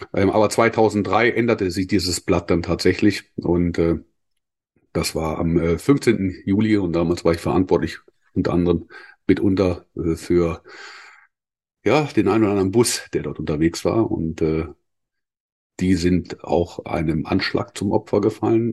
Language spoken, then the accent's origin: German; Schleswig, Schleswig-Holstein, Germany; bin ich als Norddeutscher in äh, Schleswig geboren